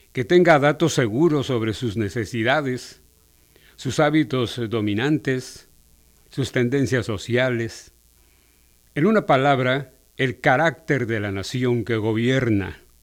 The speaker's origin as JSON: {"language": "Spanish", "country": "Mexico"}